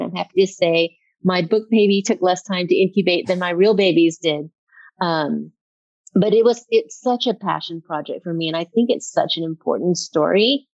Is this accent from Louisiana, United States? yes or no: yes; Baton Rouge, Louisiana, United States; Rouge, Louisiana, which you would think would be one of the most racially charged states in America. But I grew up in the Black ghettos, and I went to school with lower middle class white folks.